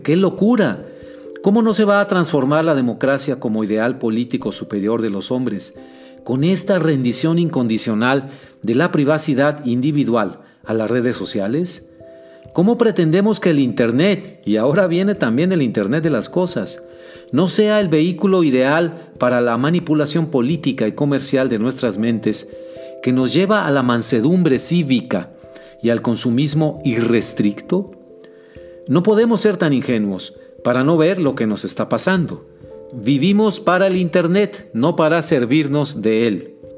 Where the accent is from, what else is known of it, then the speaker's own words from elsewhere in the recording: Mexico; nos amenazan como mexicanos de a pie que somos